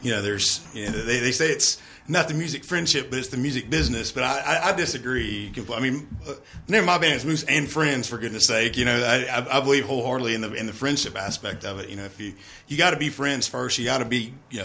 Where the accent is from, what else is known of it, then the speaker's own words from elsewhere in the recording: Statesville, North Carolina, United States; moved away; I'm originally from Statesville